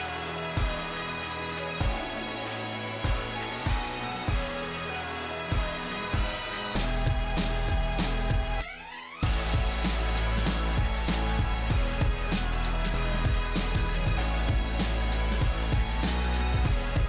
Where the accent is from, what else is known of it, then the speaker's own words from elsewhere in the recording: Cambridge, Ontario, Canada; I'm from around Cambridge